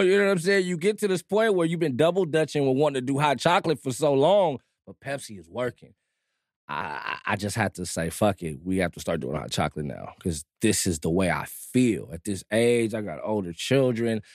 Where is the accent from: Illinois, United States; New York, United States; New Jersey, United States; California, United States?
California, United States; Compton; also born or lived in Germany; I'm from Compton